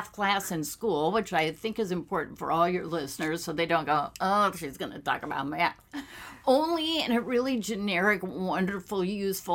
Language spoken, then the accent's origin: English; Whittier, California, United States; born or raised there; also born or lived in Boston